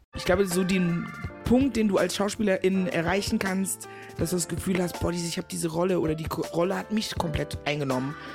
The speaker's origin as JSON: {"language": "German", "town": "Meckenheim", "region": "North Rhine-Westphalia", "country": "Germany", "tie": "born or raised there", "also_born_or_lived": "Ghana", "said": "Also, ich bin geboren in Ghana, seit meinem vierten Lebensjahr aber in Deutschland. Ich bin in der wunderschönen Stadt Meckenheim bei Bonn groß geworden so NRW e halt, ne?"}